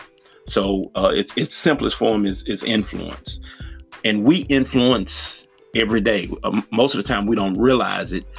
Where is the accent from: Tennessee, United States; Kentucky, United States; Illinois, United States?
Tennessee, United States; Nashville; my hometown. I'm from Nashville, Tennessee